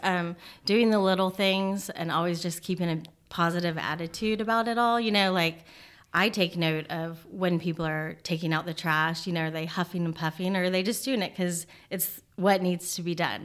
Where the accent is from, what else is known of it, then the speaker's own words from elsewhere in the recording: Portsmouth, Ohio, United States; moved away as an adult; also born or lived in North Carolina / Charleston, West Virginia; now in California, United States; I grew up in Portsmouth, Ohio